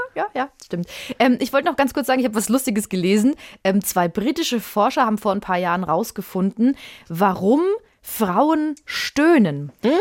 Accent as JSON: {"language": "German", "town": "Würzburg", "region": "Bavaria", "country": "Germany", "tie": "born or raised there", "said": "ich habe äh, in einem Mehrfamilienhaus gewohnt, in Würzburg. Das ist meine Heimatstadt"}